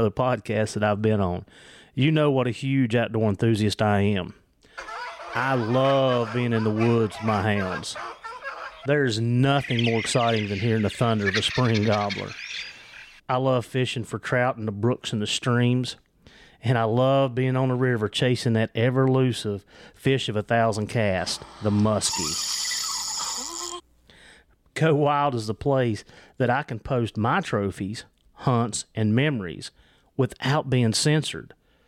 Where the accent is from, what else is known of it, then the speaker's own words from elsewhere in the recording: Virginia, United States; accent: Southwest Virginia; Yeah, it's my accent, I'm telling you. It's the Southwest Virginia. Okay. It's what it is. I'm saying, Howard. But it's that Appalachian slang is what it is.